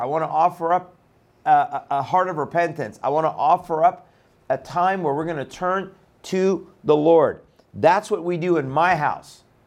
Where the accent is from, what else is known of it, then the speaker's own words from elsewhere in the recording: Iran; moved away; I'm from Iran